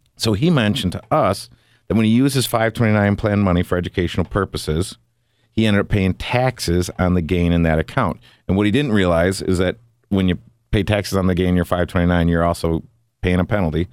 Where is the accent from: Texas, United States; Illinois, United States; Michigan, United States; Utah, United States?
Michigan, United States; Big Rapids; moved away as an adult; also born or lived in South Bend, Indiana; I was born and raised in Big Rapids, Michigan